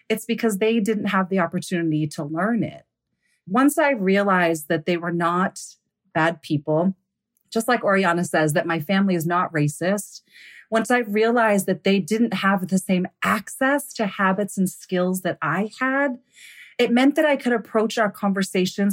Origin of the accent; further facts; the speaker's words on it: United States; I grew up here in the United States.